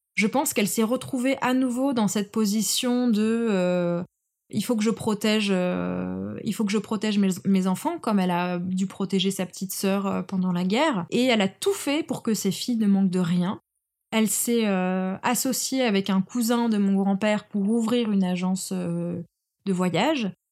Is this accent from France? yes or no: yes; France; la France, c'est le pays dans lequel je suis née